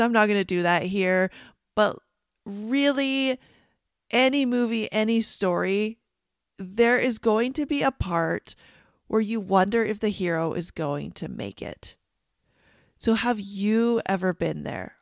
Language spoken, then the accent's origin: English; Canada; I'm Canadian